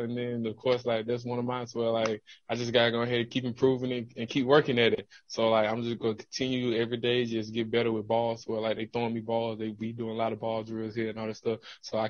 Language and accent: English; Georgia, United States; now in Green Bay, United States; I'm coming from Georgia, and now I'm in Green Bay, so I'm just switching to G.